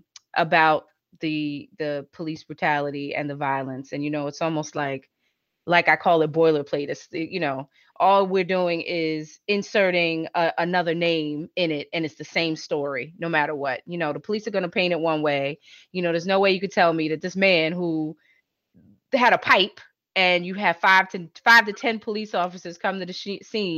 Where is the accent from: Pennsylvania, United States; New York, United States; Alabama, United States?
New York, United States; growing up in New York